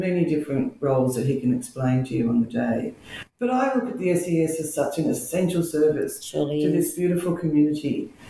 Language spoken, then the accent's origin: English; Healesville, Victoria, Australia; I grew up in Healesville, born here in 1961